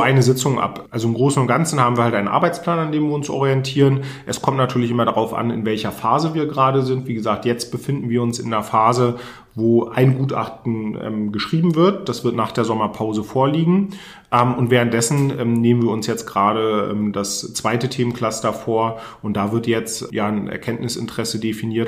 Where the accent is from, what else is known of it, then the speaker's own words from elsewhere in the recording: Mecklenburg-Vorpommern, Germany; also born or lived in Cologne / Berlin; hier mein Heimatbundesland nach Mecklenburg-Vorpommern nach dem Studium äh, zurückgekommen bin, also ich habe in Köln und in Berlin studiert